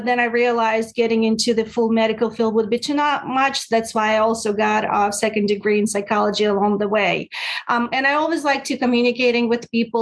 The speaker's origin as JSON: {"language": "English", "country": "Russia", "moved": "as an adult", "lives_now": "United States", "said": "I'm originally from Russia. I came to the States"}